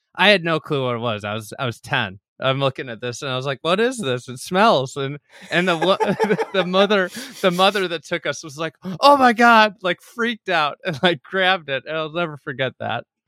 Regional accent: Chicago, Illinois, United States; As a Chicagoan

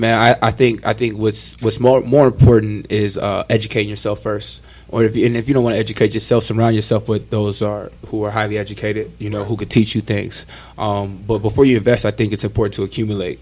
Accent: Ontario, California, United States; I'm from Southern California, uh, Ontario to be exact

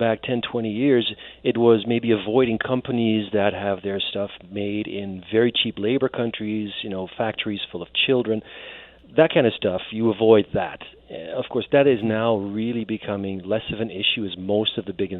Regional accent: Netherlands; I was born and raised in the Netherlands

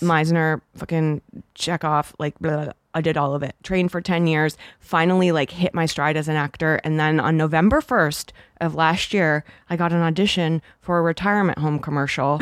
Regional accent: Toronto, Ontario, Canada; moved away; also born or lived in Los Angeles; being Canadian, it's, I didn't grow up here

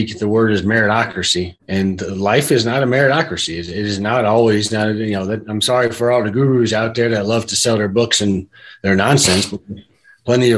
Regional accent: Cleveland, Ohio, United States; I grew up in Cleveland

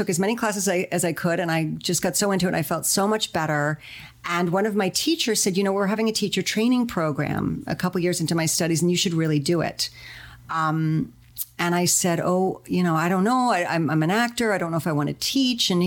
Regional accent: New York City, New York, United States; now in Los Angeles, United States; I'm originally from New York City

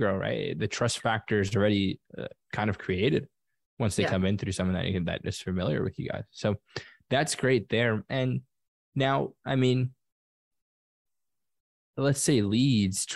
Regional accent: New York, United States; moved away; I'm from New York originally

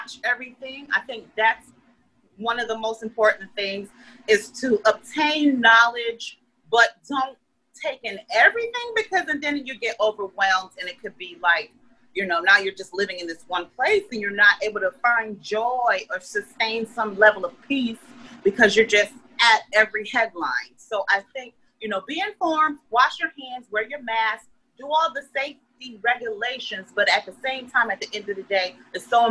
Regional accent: Utica, New York, United States; moved away as an adult; now in Los Angeles, United States; I'm from Utica, New York

